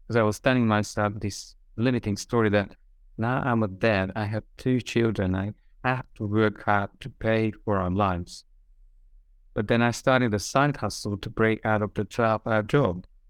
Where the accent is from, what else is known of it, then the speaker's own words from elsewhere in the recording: Hungary; also born or lived in Australia; now in Budapest, Hungary; I'm from Hungary, so I'm just coming back to my roots